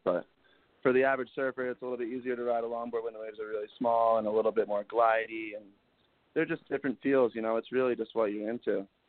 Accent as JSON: {"language": "English", "region": "New Jersey", "country": "United States", "tie": "born or raised there", "moved": "as an adult", "lives_now": "Montauk, United States", "said": "growing up in Jersey"}